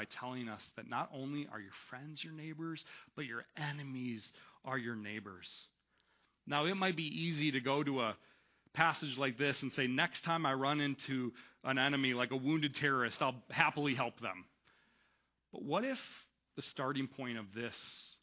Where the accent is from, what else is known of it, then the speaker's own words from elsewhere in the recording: United States; as Western American Christians